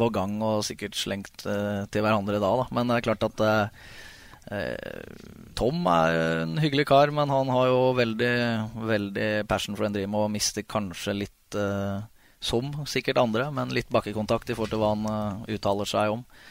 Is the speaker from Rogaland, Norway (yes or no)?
no; Ridabu, Innlandet, Norway; also born or lived in Hamar; jeg er født på Hamar og oppvokst på Ridabu.